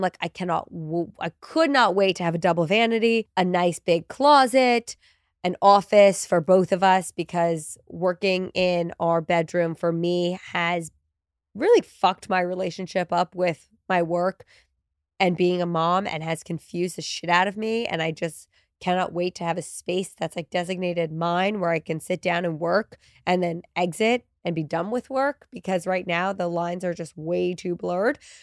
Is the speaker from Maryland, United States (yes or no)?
no; New Jersey, United States; moved away as an adult; now in New York, United States; I'm originally from New Jersey, as is my husband. We're both from Central Jersey